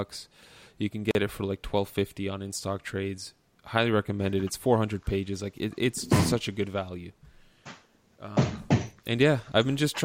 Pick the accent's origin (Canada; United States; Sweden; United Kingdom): Canada; as a Canadian